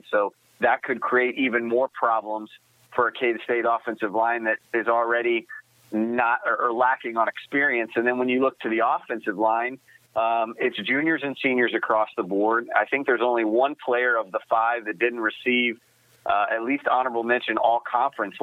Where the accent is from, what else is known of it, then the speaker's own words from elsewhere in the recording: Memphis, Tennessee, United States; I was born in Memphis